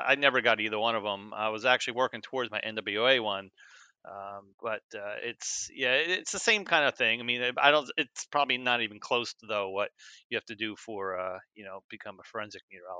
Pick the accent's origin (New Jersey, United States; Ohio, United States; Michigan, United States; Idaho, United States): New Jersey, United States; moved away as an adult; also born or lived in Scranton, Pennsylvania / the South; when I grew up in New Jersey, and I did actually my first weather job on TV in Scranton, Pennsylvania, and then moved down south